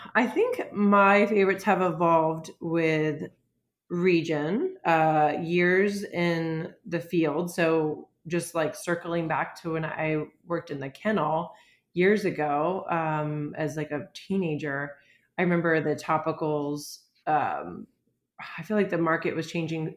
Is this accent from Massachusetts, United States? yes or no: no; Florida, United States; also born or lived in Michigan; now in Pittsburgh, United States; I'm from Florida